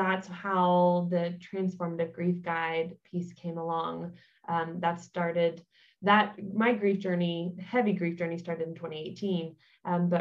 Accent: United States; moved away as an adult; now in Germany; I am an American, but I have been in Germany for 5 years now

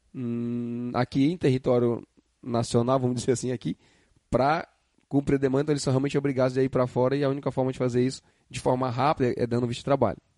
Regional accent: Northeast Region, Brazil; que sou do Nordeste

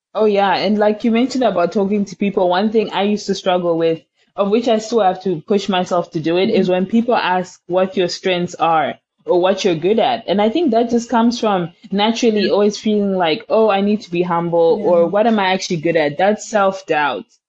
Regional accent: Zimbabwe; moved away; we come from Zimbabwe where there's lots of struggle, economic hardships

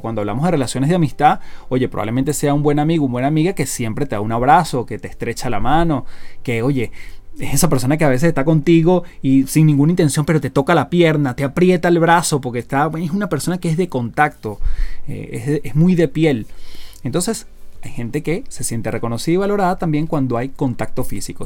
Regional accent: Venezuela; now in Chile; vivo en Chile, soy casado, soy venezolano

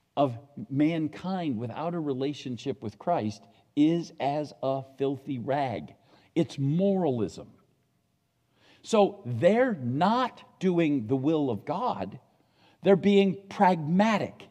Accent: United States; I'm an American

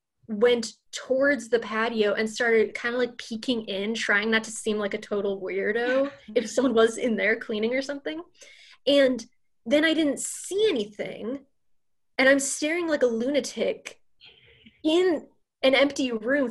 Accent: St. Louis, Missouri, United States; moved away as an adult; now in Notre Dame, United States; I'm a sophomore from St. Louis, living in Flaherty

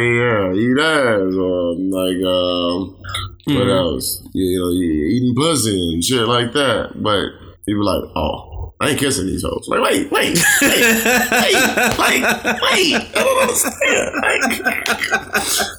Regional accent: Chicago, Illinois, United States; moved away

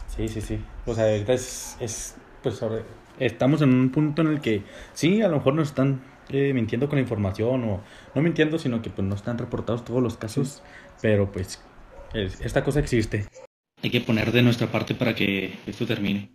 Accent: Chihuahua, Mexico; yo, pues, de Chihuahua

